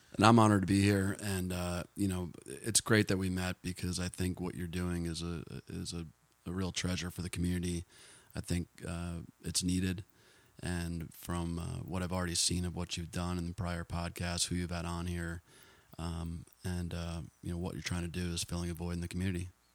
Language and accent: English; New Jersey, United States; also born or lived in Boulder, Colorado; now in Austin, United States; where I grew up in New Jersey